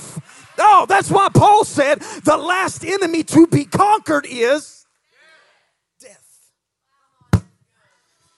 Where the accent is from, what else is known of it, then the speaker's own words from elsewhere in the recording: United States; accent: hillbilly; my hillbilly accent